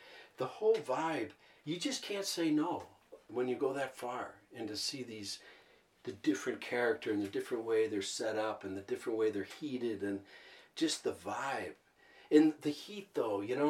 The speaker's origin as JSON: {"language": "English", "town": "Minneapolis", "region": "Minnesota", "country": "United States", "said": "I'm from Minneapolis"}